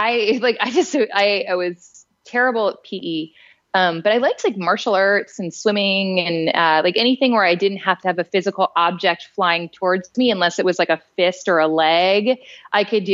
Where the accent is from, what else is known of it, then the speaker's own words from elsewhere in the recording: Roswell, Georgia, United States; also born or lived in Atlanta, Georgia; I was born in Dunwoody-ish, Sandy Springs-ish, and grew up in the suburbs of Atlanta, which was in Roswell, Georgia